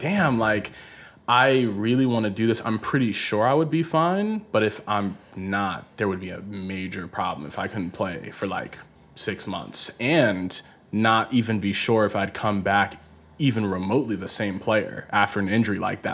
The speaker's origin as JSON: {"language": "English", "town": "Baltimore", "region": "Maryland", "country": "United States", "moved": "yes", "lives_now": "Los Angeles, United States", "said": "I'm from Baltimore"}